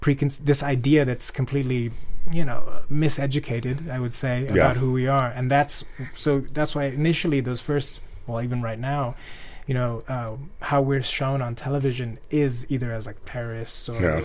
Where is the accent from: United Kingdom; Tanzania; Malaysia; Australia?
Tanzania; now in United States; I also, when I came from Tanzania, I moved to Portland, Oregon.